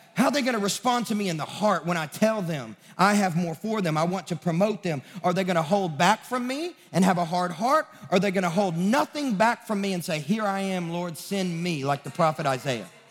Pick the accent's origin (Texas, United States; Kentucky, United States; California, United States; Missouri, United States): Kentucky, United States; Sacramento; now in Nashville, United States; I'm from Sacramento, Kentucky